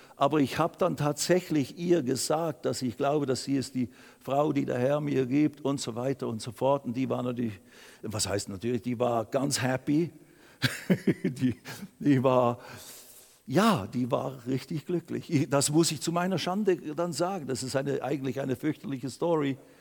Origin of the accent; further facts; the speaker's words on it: Basel, Basel-Stadt, Switzerland; also born or lived in Lausanne / Riehen; heim nach Basel, da ist ja meine Heimat